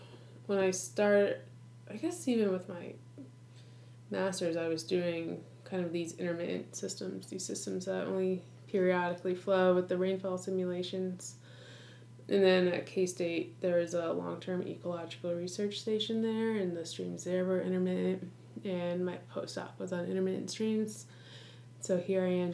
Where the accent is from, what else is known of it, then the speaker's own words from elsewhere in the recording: Rhode Island, United States; I'm from Rhode Island